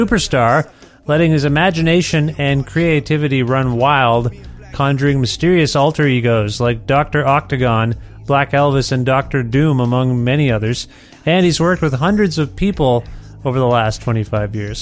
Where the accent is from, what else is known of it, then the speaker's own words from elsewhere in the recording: Ontario, Canada; moved away as an adult; also born or lived in Guelph, Ontario; now in Edmonton, Canada; where I'm originally from. I just moved here.